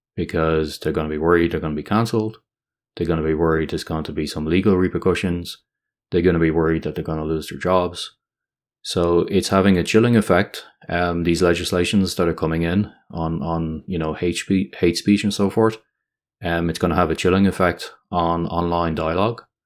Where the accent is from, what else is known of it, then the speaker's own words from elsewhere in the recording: Ireland; my home country of Ireland